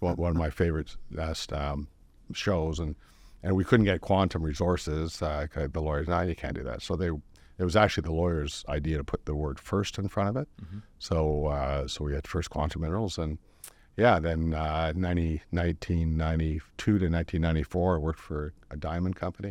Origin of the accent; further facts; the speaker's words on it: North Vancouver, British Columbia, Canada; I was born in North Vancouver, uh, you know, 1960 and the year year of the rat, and uh, um, uh, you know, grew up, uh, you know, just working my butt off